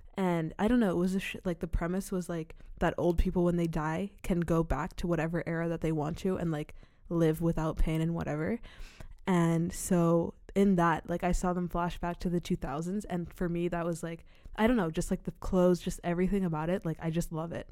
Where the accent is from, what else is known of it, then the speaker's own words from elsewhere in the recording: Czechia; I'm half American and half Sierra Leonean, but I'm from the Czech Republic. Like, that's where I was born and raised.